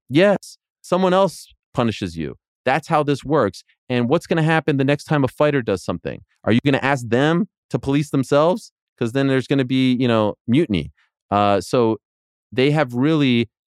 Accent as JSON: {"language": "English", "country": "Canada", "said": "I'm Canadian"}